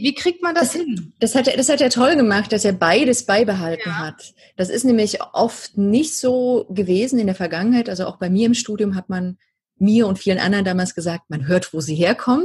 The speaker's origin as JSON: {"language": "German", "region": "Saxony", "country": "Germany", "tie": "born or raised there", "accent": "Saxon", "moved": "yes", "lives_now": "Bavaria, Germany", "said": "ich bin die Hälfte meiner Kindheit in der DDR aufgewachsen"}